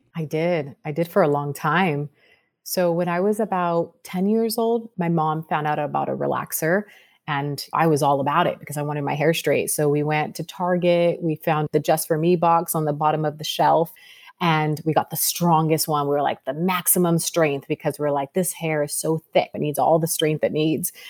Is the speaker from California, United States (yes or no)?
yes; Sacramento, California, United States; moved away as an adult; now in Los Angeles, United States; I grew up in Sacramento, California.